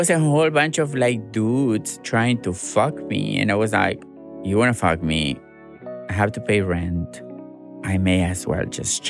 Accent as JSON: {"language": "English", "town": "Gálvez", "region": "Santa Fe", "country": "Argentina", "also_born_or_lived": "Rosario, Argentina", "second_language": "English", "moved": "as an adult", "lives_now": "United States", "said": "when I moved from Galvez to Rosario, I found trans people and I realized that I'm trans"}